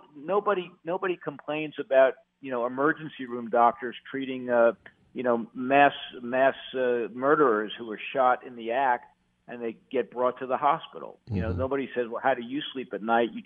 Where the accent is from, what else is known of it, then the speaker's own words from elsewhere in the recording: New York, United States; moved away as an adult; now in North Carolina, United States; I was born in New York